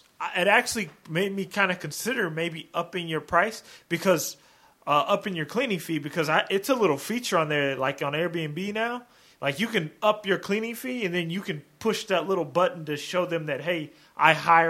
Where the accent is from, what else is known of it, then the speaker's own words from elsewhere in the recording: Vancouver, Washington, United States; the town that I grew up in Vancouver, Washington.